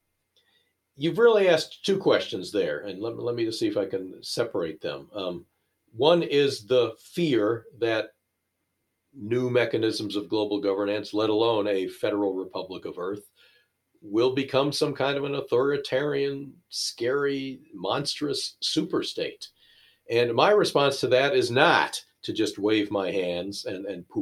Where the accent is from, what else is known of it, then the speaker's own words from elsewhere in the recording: United States; I'm an American